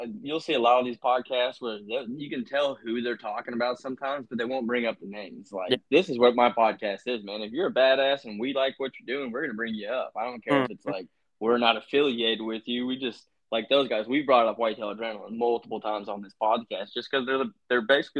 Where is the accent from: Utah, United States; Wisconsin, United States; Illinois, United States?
Utah, United States; born there; I was like, dude, because I was born in Utah, so I've never like hunted them